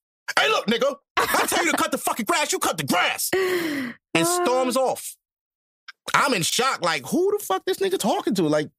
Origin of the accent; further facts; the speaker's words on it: New York City, New York, United States; now in Georgia, United States; I don't even live here, bro. I'm from Brooklyn.